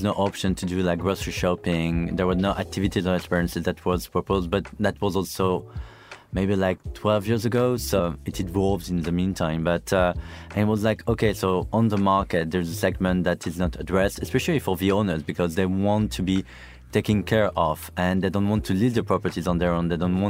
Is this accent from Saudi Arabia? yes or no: yes; Saudi Arabia; also born or lived in Brest, France; I grew up in Saudi Arabia. My parents used to live there. I'm from Brittany, from Brest, so really like far, far west.